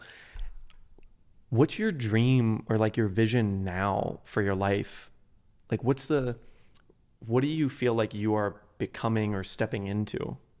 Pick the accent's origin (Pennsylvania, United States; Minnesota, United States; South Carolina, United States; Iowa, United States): Minnesota, United States; Shakopee; I was born in Shakopee